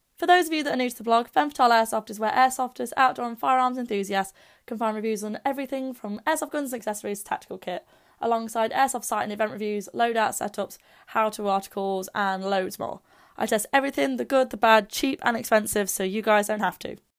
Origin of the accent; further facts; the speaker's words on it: Derby, East Midlands, United Kingdom; my hometown of Derby